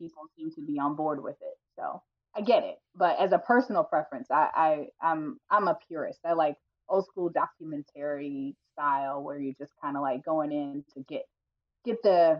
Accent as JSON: {"language": "English", "town": "Atlanta", "region": "Georgia", "country": "United States", "tie": "born or raised there", "moved": "yes", "said": "I am originally from Atlanta, Georgia"}